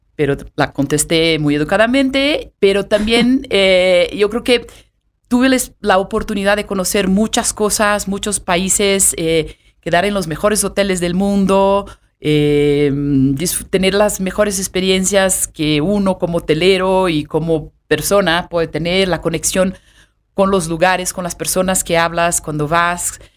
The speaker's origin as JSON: {"language": "Spanish", "region": "São Paulo", "country": "Brazil", "tie": "born or raised there", "also_born_or_lived": "Cancún, Mexico / Mexico City, Mexico / France / Switzerland", "first_language": "Portuguese", "second_language": "Spanish", "moved": "as an adult", "lives_now": "Mexico", "said": "nací en Sao Paulo"}